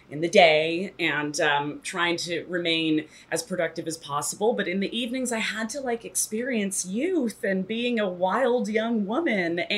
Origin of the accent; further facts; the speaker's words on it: Toronto, Ontario, Canada; moved away as an adult; now in New York, United States; I moved to New York when I was 18 from Toronto